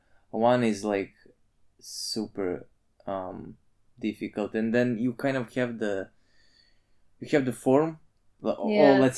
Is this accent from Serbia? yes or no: yes; Novi Sad, Vojvodina, Serbia; I'm from Novi Sad, Serbia.